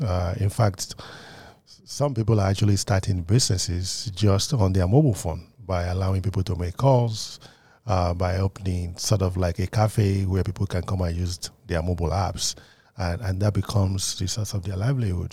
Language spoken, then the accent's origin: English; Nigeria; also born or lived in United Kingdom; now in United States; I grew up in Nigeria